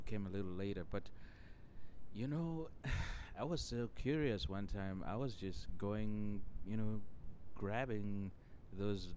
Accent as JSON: {"language": "English", "town": "Chivhu", "region": "Mashonaland East", "country": "Zimbabwe", "tie": "born or raised there", "moved": "yes", "lives_now": "Denmark", "said": "I grew up in Zimbabwe, you know, even though I live in Denmark now."}